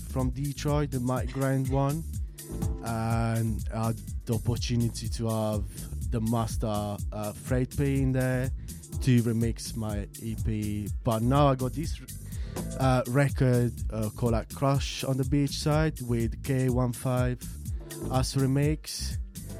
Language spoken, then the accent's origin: English; Bari, Apulia, Italy; moved away; also born or lived in Chicago / London; I'm born and raised in south of Italy, this city called like Bari